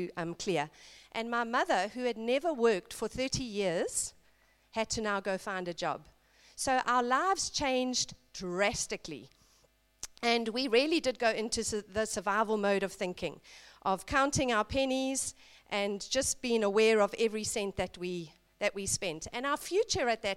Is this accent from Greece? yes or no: no; South Africa; I grew up in South Africa in a middle-class family